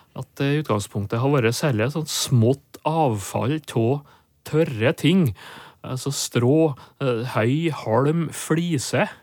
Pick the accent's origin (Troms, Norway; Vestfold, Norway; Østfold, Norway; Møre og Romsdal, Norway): Møre og Romsdal, Norway; Nordmøre; Nordmøre, der jeg vokste opp.